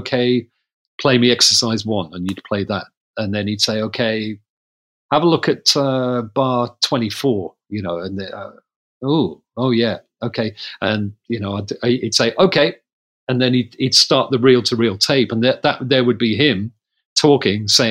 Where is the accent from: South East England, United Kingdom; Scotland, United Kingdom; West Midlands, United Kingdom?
West Midlands, United Kingdom; Coventry; I was from Coventry